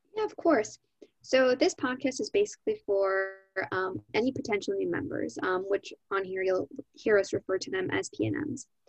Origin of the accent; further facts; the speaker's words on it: Gurnee, Illinois, United States; moved away as an adult; now in Cleveland, United States; I'm also from Gurnee, Illinois, which is a suburb of Chicago